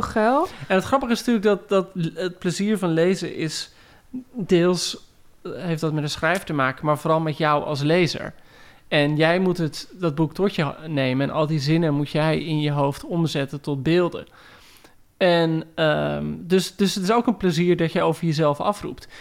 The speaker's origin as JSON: {"language": "Dutch", "town": "Heerewaarden", "region": "Gelderland", "country": "Netherlands", "tie": "born or raised there", "said": "ik groeide op in Heerengewaard"}